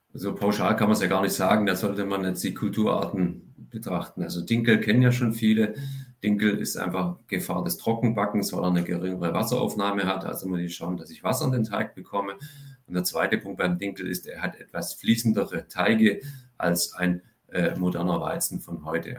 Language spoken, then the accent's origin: German; Swabia, Germany; also born or lived in France; als Schwabe